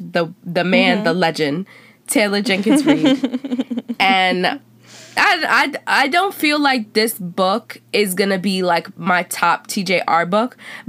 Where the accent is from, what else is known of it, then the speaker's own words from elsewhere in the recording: Puerto Rico; I'm Black. I grew up in Black culture, right? I'm Afro Latino, which is different. And then I'm Puerto Rican.